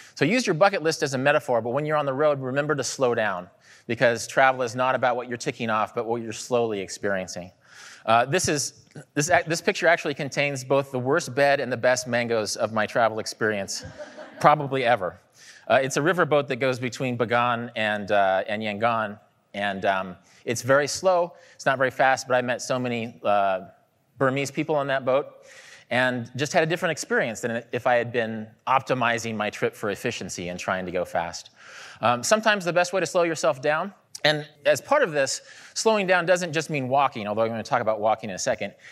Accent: Kansas, United States; moved away; I grew up in Kansas

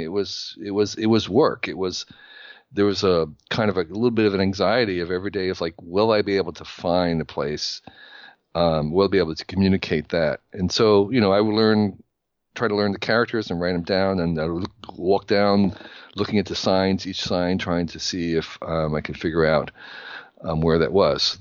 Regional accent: New Jersey, United States; I grew up in New Jersey in the sixties

